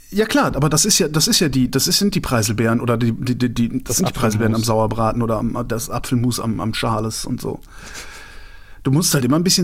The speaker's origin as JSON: {"language": "German", "region": "Baden-Württemberg", "country": "Germany", "said": "ich komme komm aus dem Schwabenland, wir tun sowas"}